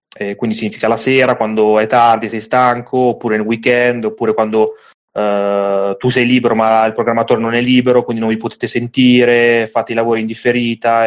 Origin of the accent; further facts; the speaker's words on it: Milan, Lombardy, Italy; io sono di Milano, nel senso che sono nato a Milano.